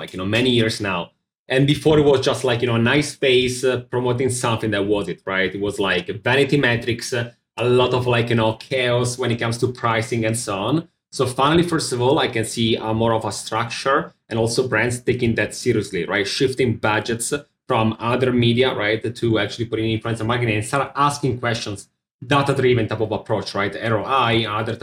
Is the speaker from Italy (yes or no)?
yes; Milan, Lombardy, Italy; also born or lived in Manhattan, New York; now in New York, United States; I'm from Milano in Italy, north of Italy.